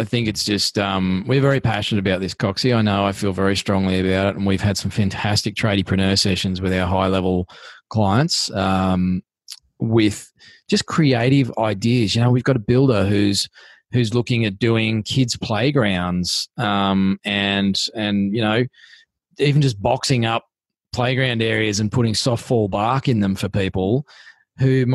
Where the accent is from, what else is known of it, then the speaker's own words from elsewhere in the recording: Australia; We are Australians.